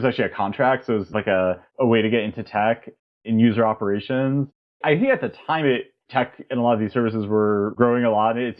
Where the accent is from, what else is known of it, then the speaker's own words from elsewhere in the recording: New York, United States; moved away as an adult; also born or lived in St. Louis, United States / Italy; now in San Francisco, United States; I grew up on the East Coast, actually, in New York. My father is Italian, lives in Italy. So my family growing up would spend a lot of time there. Italy has also been sort of an important part of my background. I grew up in New York